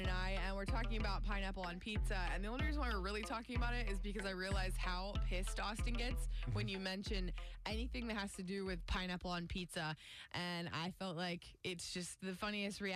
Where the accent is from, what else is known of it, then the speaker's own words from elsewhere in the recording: South Florida, United States; I grew up in South Florida